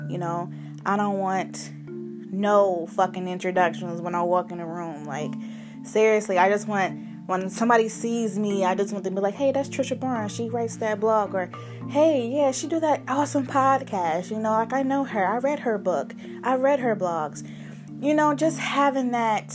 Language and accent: English; Cleveland, Ohio, United States; moved away as an adult; now in Los Angeles, United States; I am from Cleveland, Ohio. I am 24 years old, and my whole purpose to come out here to Los Angeles was to pursue my dream in writing.